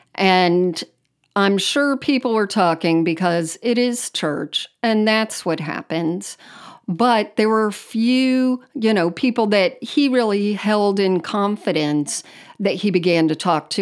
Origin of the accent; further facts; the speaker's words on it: Miami, Florida, United States; I grew up in South Florida, um, on the Miami side